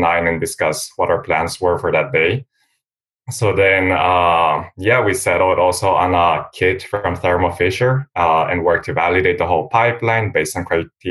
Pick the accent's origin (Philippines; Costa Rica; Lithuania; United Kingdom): Costa Rica; also born or lived in Philadelphia, United States; now in United States; I'm also from Costa Rica